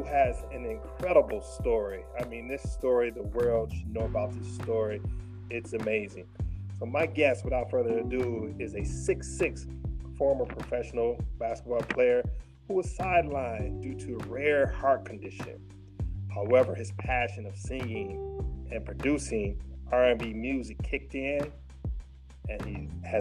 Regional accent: Michigan, United States; you are from the same home state that I'm from.

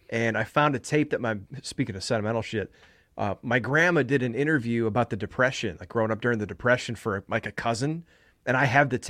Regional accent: Chicago, Illinois, United States; in Chicago.

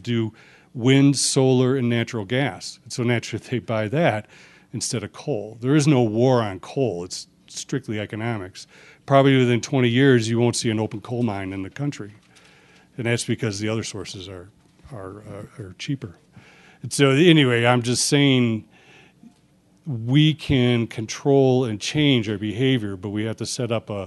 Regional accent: United States; I'm an American

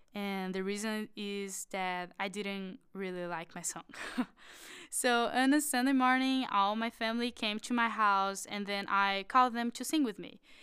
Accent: Florianópolis, Santa Catarina, Brazil; I'm from Florianópolis, which is an amazing island.

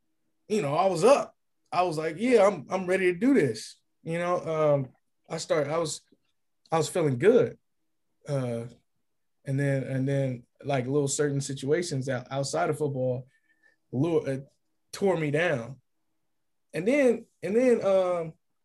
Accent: California, United States; moved away as an adult; also born or lived in Kansas / Illinois; I'm from California.

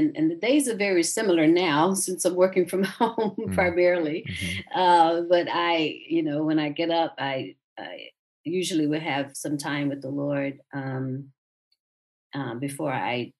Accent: South Georgia, United States; moved away as an adult; now in Atlanta, United States; I grew up in South Georgia

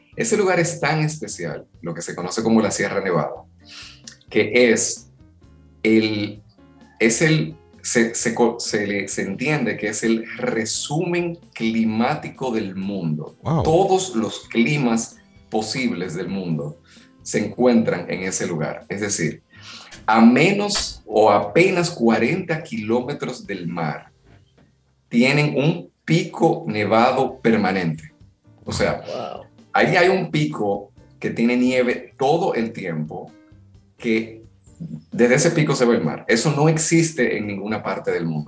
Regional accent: Dominican Republic; vengo de República Dominicana

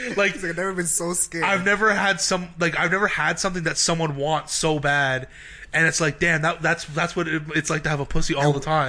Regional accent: Brampton, Ontario, Canada; I grew up in Brampton

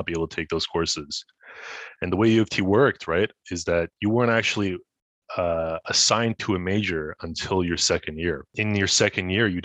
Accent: Ottawa, Ontario, Canada; also born or lived in Montreal; I was born in Montreal, but I was raised in Ottawa. So I spent basically all my life here.

